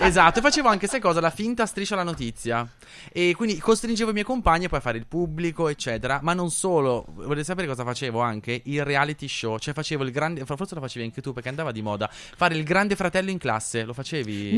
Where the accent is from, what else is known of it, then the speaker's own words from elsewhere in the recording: Nembro, Lombardy, Italy; io vengo da Nembro, che è un paesino minuscolo di Bergamo